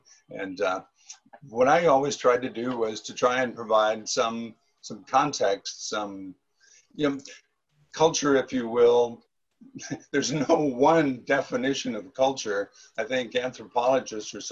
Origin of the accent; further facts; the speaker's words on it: St. Louis, Missouri, United States; my hometown of St. Louis